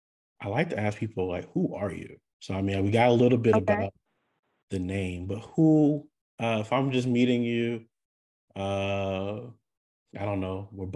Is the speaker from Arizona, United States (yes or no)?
no; Hawaii, United States; now in Texas, United States; I grew up in Hawaii. I moved to Texas.